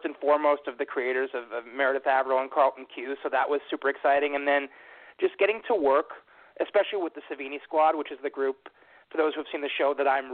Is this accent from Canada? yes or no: yes; Canada; that is my hometown up here in Canada